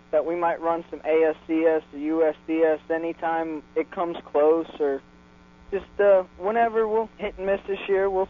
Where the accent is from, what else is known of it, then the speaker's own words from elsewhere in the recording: Brandon, Florida, United States; Uh, Brandon, Florida. It's uh, right next to Tampa. It's uh, about 15 miles from East Bay Raceway.